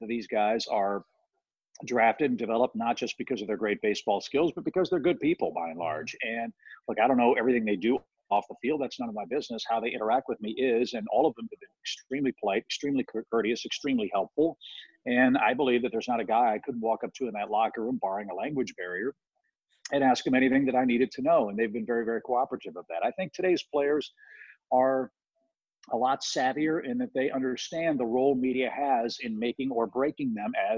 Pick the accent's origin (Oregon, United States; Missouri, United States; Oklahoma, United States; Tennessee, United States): Missouri, United States; St. Louis; I grew up in St. Louis